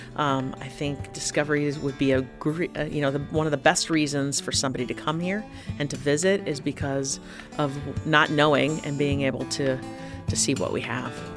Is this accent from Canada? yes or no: no; Tucson, Arizona, United States; I came from Tucson